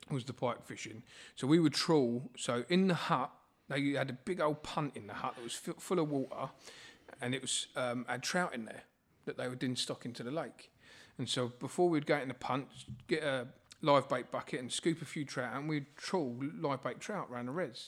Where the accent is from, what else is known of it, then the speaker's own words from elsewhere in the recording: Borehamwood, East of England, United Kingdom; I grew up in Borehamwood